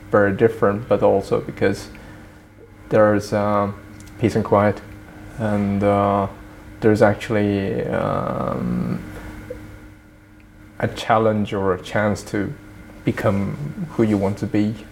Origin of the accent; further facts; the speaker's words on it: Japan; moved away; in the 80s, uh, I came from Japan, which was a cacophony of information, music, culture, uh, consumer culture.